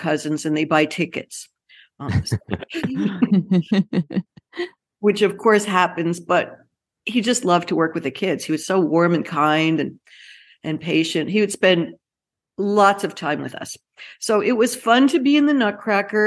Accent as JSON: {"language": "English", "town": "New York City", "region": "New York", "country": "United States", "tie": "born or raised there", "said": "I grew up in the Bronx of New York."}